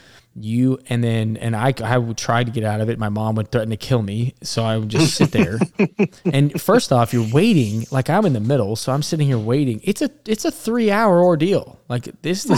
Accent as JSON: {"language": "English", "region": "Alabama", "country": "United States", "said": "I'm from Alabama"}